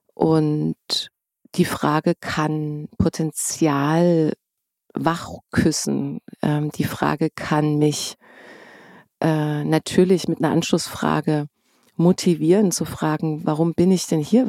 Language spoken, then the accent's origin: German; East Germany, Germany; now in Berlin, Germany; ich bin Ossi